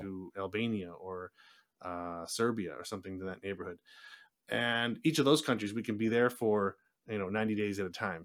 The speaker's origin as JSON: {"language": "English", "town": "Buffalo", "region": "New York", "country": "United States", "tie": "born or raised there", "also_born_or_lived": "San Diego, California / Saint Petersburg, Russia", "moved": "as an adult", "said": "I was born in New York, I grew up in Buffalo, I moved to California"}